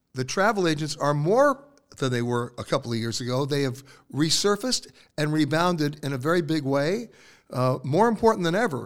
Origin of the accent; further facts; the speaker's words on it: New York, United States; moved away; also born or lived in West Coast; I'm born and raised in New York